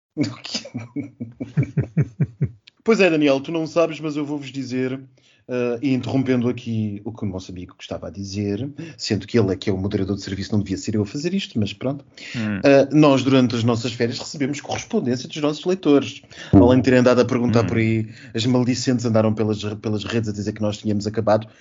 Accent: Switzerland; now in Portugal; como suíço então tenho a, a experiência ao contrário, que é uh, viver no estrangeiro e ter que votar para casa

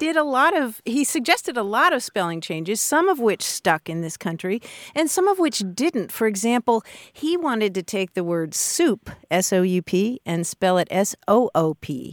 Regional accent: Kentucky, United States; growing up in Kentucky, I heard French bath all the time

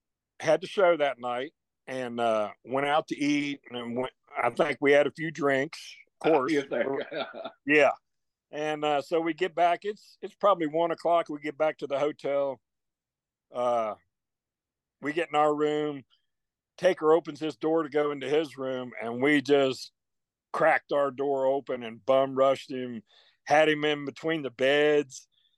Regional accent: the South, United States; Gary, you know, we are from the South in the country, and our pigs are stump broke.

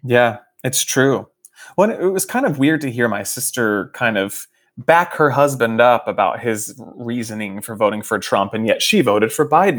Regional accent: Fort Worth, Texas, United States; moved away; my hometown of Fort Worth

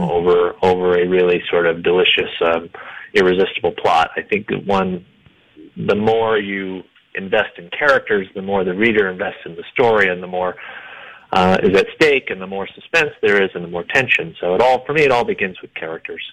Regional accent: Iowa, United States; now in Denver, United States; I'm from Iowa

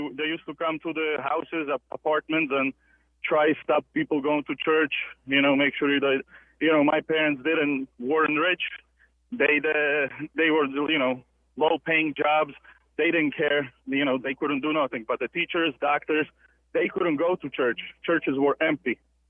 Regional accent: Slovakia; English is a second language; it, went down in 1989, used to be Czechoslovakia, now it's Czech Republic and Slovak Republic. Mm-hmm. I'm from Slovakia.

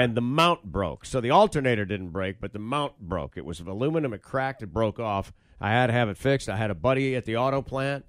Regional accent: Michigan, United States; I grew up in Michigan

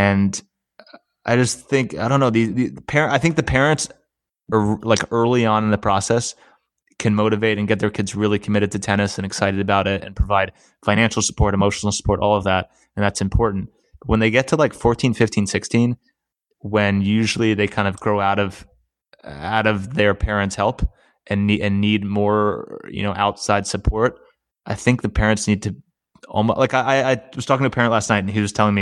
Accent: Erie, Pennsylvania, United States; moved away; growing up in Erie, Pennsylvania, and it probably was a detriment to me when I moved down here.

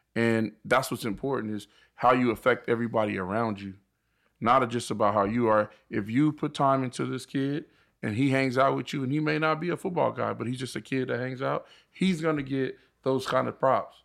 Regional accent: Riverside, California, United States; actually from the I E. We grew up in Riverside

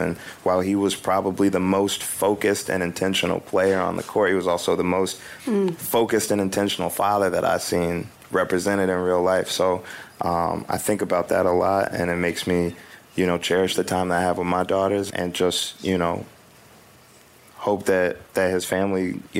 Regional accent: Chicago, Illinois, United States; born or raised there

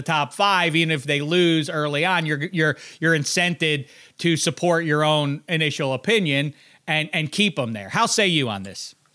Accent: Pittsburgh, Pennsylvania, United States; also born or lived in Indiana; I'm from Pittsburgh

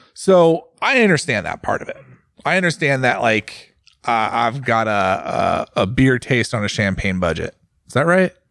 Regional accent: United States; as an American

